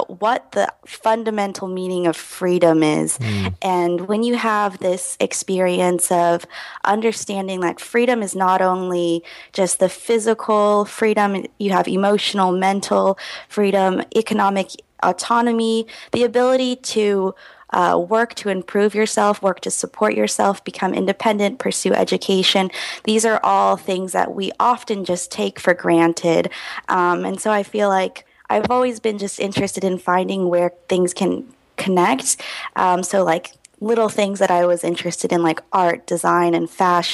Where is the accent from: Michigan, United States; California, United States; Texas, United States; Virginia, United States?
Texas, United States; Houston; I grew up in Houston, Texas